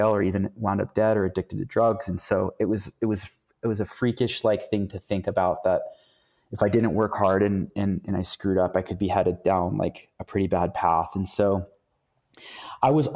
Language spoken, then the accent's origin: English; Youngstown, Ohio, United States; I'm actually from Youngstown, Ohio, which is like one of the most corrupt cities in the world